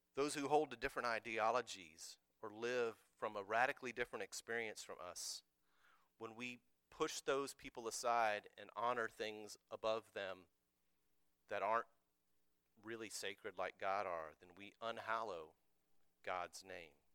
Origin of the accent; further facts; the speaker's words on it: United States; I'm an American.